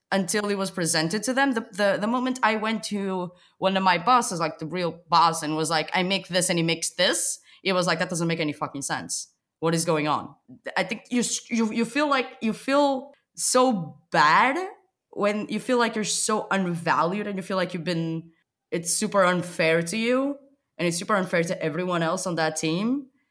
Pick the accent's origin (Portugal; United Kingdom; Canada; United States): Portugal; English is a second language; moved away as an adult; now in Berlin, Germany; I'm originally from Portugal